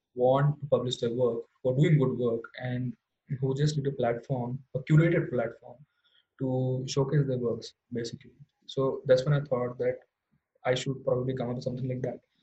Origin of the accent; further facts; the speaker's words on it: Indore, Madhya Pradesh, India; in my hometown in Indore